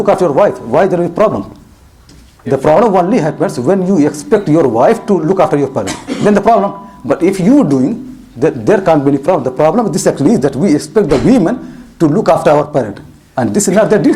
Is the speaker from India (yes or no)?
yes; India; moved away; I am from India, and I know Bombay